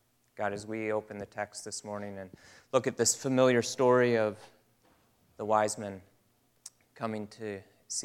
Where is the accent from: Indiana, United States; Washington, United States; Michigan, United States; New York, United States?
Michigan, United States; I'm from Michigan